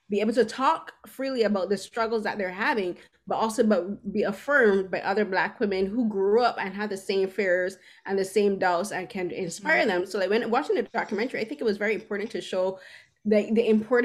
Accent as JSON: {"language": "English", "country": "Barbados", "tie": "born or raised there", "moved": "as an adult", "lives_now": "Toronto, Canada", "said": "I grew up in Barbados, and I moved here at the age of 29"}